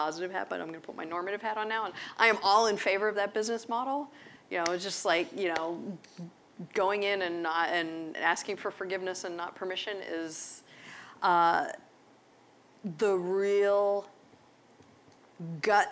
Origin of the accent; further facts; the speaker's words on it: Pittsburgh, Pennsylvania, United States; I grew up in Pittsburgh